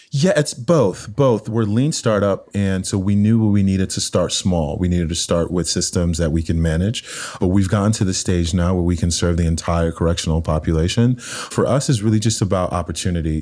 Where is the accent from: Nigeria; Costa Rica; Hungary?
Nigeria; also born or lived in Cambridge, United Kingdom; now in United States; growing up in Nigeria, in a very, very poor part of the country